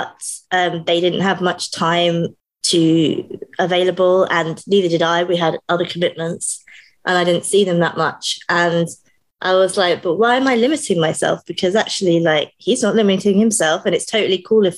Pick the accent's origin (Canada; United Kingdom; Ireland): United Kingdom; I am British